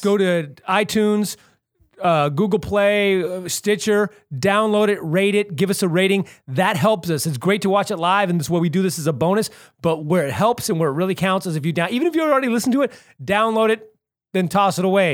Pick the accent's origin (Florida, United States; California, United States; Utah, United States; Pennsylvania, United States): California, United States; Santa Cruz; moved away as an adult; now in Los Angeles, United States; I grew up in Santa Cruz